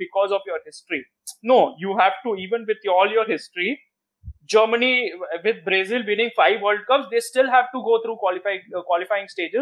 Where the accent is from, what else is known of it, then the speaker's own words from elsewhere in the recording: India; as an Indian, I started watching cricket first